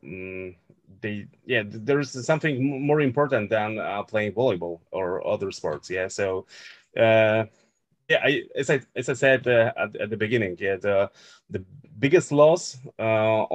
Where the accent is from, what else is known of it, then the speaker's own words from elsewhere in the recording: Wieliczka, Lesser Poland, Poland; moved away; also born or lived in Olsztyn; to my hometown, to Wieliczka